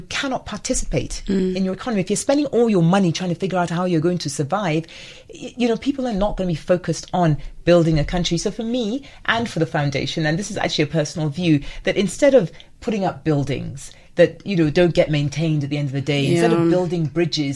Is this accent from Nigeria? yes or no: yes; Nigeria; now in South Africa; I'm married to a Zimbabwean, so a Nigerian married to a Zimbabwean